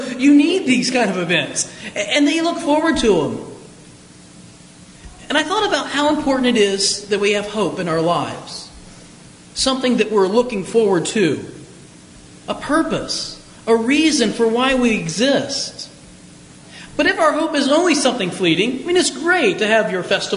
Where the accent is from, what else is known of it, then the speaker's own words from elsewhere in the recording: Springfield, Ohio, United States; I grew up in Springfield, Ohio, which is a city a lot like Youngstown